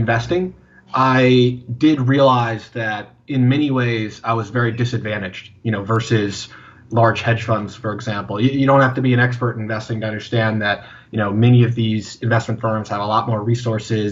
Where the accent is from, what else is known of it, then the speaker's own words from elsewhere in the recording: Dallas-Fort Worth area, Texas, United States; I grew up in the Dallas-Fort Worth area